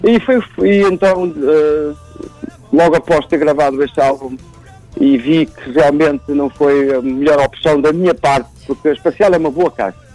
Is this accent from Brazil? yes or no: no; Germany; now in Portugal; fui criado na Alemanha